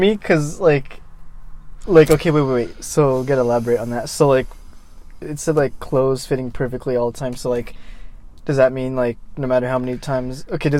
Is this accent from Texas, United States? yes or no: no; Pomona, California, United States; now in Chino, United States; I was born in Pomona.